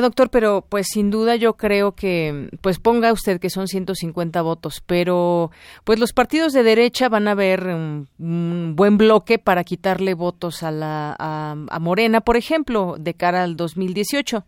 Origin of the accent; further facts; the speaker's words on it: State of Mexico, Mexico; como ciudadanos, como periodistas, como eh, mexiquenses, como mexicanos